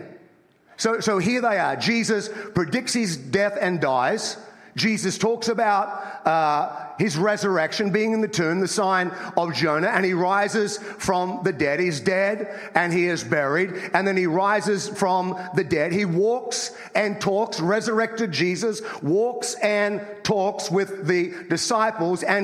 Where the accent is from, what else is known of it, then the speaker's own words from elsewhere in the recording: Australia; moved away as an adult; now in United States; I grew up in Australia, as you can tell by my accent